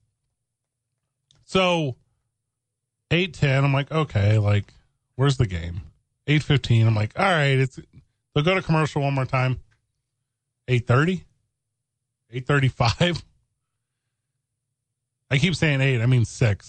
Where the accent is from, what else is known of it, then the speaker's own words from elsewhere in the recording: East St. Louis, Illinois, United States; now in Albuquerque, United States; growing up in East St. Louis, which is technically in Illinois